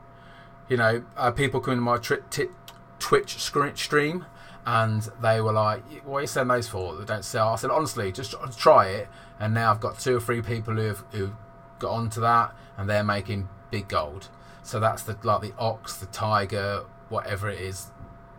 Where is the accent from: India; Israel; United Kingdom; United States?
United Kingdom; England; I'm from England and I'm 39